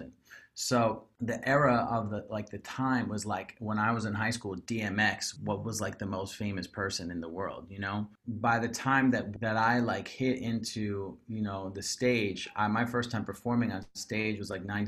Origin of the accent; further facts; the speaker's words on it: Perth Amboy, New Jersey, United States; I was born in Jersey. Mm-hmm. Perth Amboy, New Jersey, to be exact